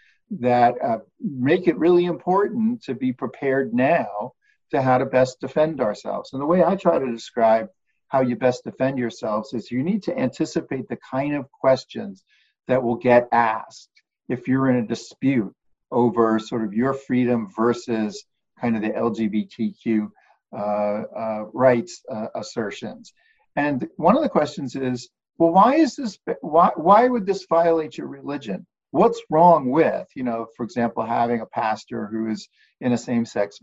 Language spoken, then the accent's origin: English; United States; we as American citizens